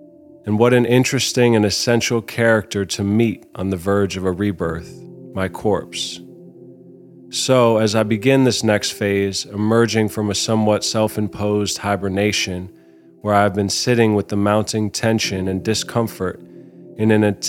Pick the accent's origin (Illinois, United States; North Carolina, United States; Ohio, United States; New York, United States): New York, United States; New York City; also born or lived in London, United Kingdom / Los Angeles, United States; I was born in London because my dad was making a movie about stopping nuclear war, and then quickly moved to LA. Soon after, my parents divorced, and I bounced from coast to coast, mainly growing up in New York City.